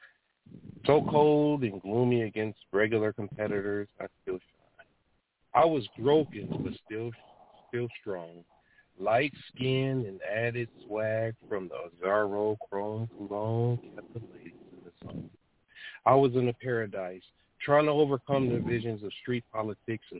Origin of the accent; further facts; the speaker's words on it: Detroit, Michigan, United States; what it was like through my eyes growing up in Detroit